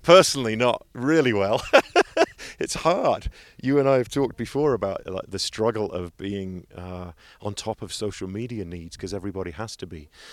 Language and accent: English; England, United Kingdom; moved away; I'm eighteen from England.